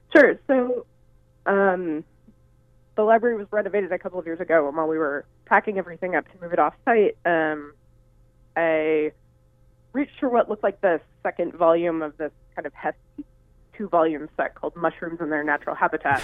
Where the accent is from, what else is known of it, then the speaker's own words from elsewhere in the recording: Hood River, Oregon, United States; I'm from Hood River, Oregon, originally.